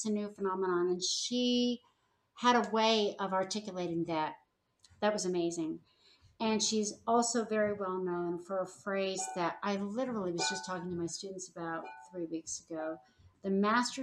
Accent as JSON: {"language": "English", "town": "Los Angeles", "region": "California", "country": "United States", "moved": "yes", "said": "I'm from the Los Feliz area of Hollywood."}